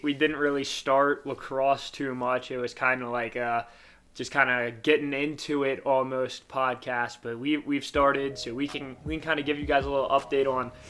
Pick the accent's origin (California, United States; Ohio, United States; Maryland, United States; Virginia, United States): Maryland, United States; Baltimore; I grew up in Baltimore.